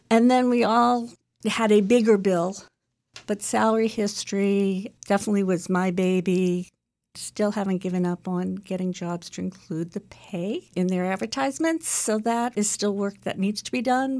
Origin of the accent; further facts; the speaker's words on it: Chelsea, Massachusetts, United States; I grew up in Chelsea, Mass, so I'm a city girl